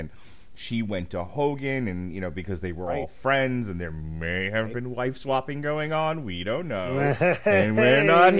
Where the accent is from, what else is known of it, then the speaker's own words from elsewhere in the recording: Ohio, United States; that seems like a fun thing I never thought I would do growing up in Ohio.